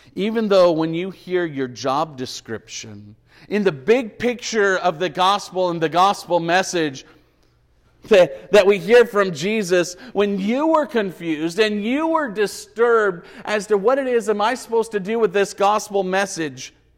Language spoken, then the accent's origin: English; Bakersfield, California, United States; I was born in Memorial Hospital on thirty-fourth Street in Bakersfield in nineteen seventy-six.